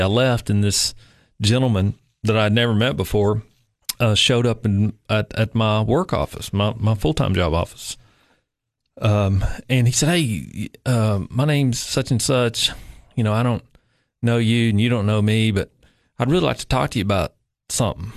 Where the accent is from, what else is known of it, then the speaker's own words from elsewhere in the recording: Upper East Tennessee, United States; moved away as an adult; now in Cookeville, United States; I actually grew up in Upper East Tennessee